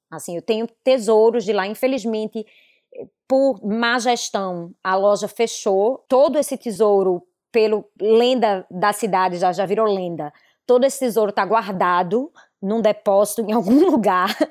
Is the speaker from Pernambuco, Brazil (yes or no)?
yes; Recife, Pernambuco, Brazil; moved away as an adult; now in Miami, United States; Eu venho de Recife